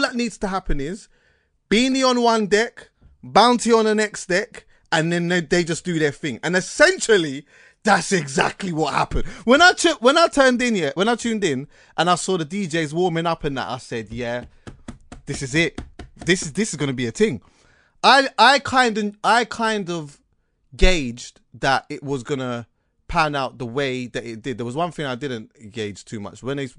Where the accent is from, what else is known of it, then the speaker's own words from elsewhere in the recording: Jamaica; And people got to see, as a Jamaican, yeah, we've been seeing this.